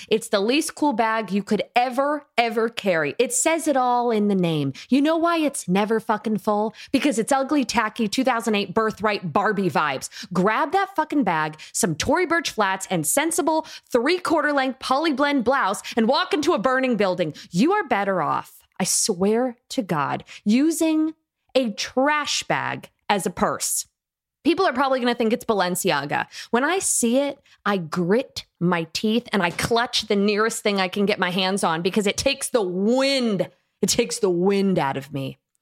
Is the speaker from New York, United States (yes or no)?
no; Tuscumbia, Alabama, United States; I come from Tuxacumbeah, Alabama